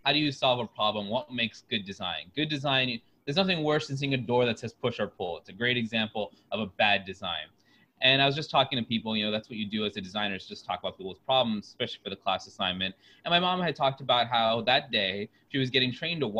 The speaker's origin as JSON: {"language": "English", "town": "Oviedo", "region": "Florida", "country": "United States", "tie": "born or raised there", "moved": "yes", "lives_now": "Chicago, United States", "said": "I'm from Oviedo, Florida. It's a small town out of Orlando."}